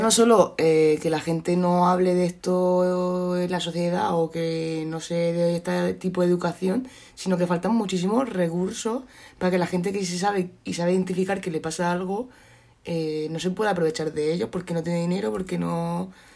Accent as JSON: {"language": "Spanish", "town": "Cartagena", "region": "Region of Murcia", "country": "Spain", "said": "que soy de Cartagena"}